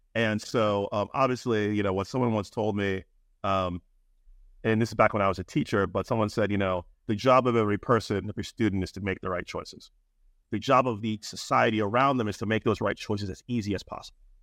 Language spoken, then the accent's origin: English; Maryland, United States; I'm from Maryland, the University of Maryland